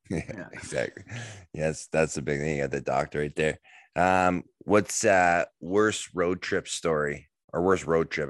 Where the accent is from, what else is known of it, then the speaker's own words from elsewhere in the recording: Canada; growing up in Canada